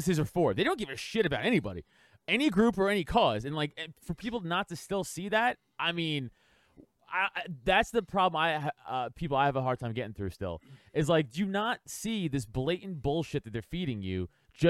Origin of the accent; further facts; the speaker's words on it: New York, United States; moved away as an adult; now in Philadelphia area, United States; I grew up in New York. I grew up playing football my whole life